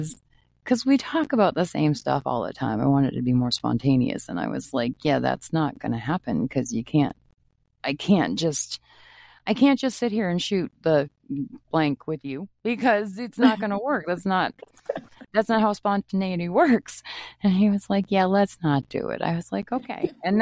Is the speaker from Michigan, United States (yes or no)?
no; Maine, United States; And I'm hoping to talk to some people back home where I grew up in Maine too